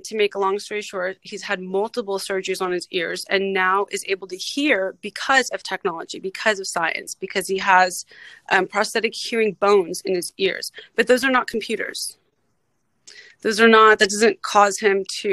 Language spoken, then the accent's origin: English; Los Angeles, California, United States; I was born and raised in the San Fernando Valley in LA in the 80s and 90s